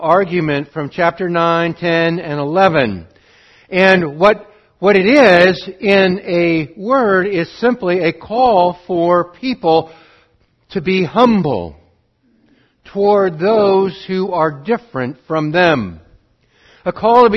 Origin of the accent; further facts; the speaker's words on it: Montana, United States; also born or lived in Montgomery, Alabama; Spent the rest of my growing up in Montana